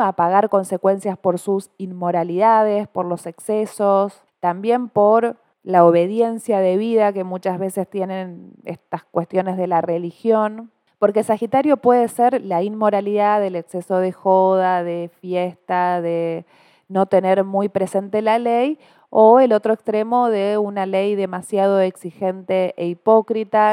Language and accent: Spanish; Argentina; no somos solamente los argentinos